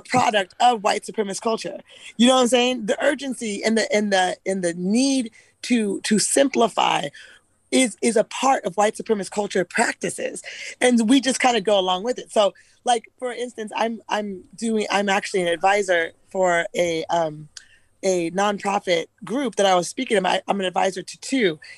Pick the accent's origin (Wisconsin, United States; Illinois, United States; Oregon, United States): Oregon, United States; Eugene; I'm actually from Eugene.